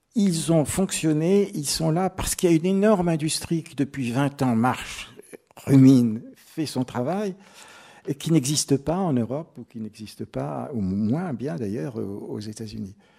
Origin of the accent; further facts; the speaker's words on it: France; moi, je suis français